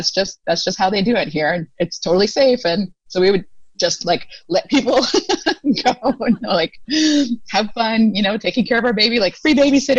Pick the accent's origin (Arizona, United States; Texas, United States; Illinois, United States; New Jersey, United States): Arizona, United States; moved away as an adult; also born or lived in Taiwan; now in Thailand; we're all from the States, but I'm biracial. And so I have more of a lighter skin tone that is harder for people to immediately identify.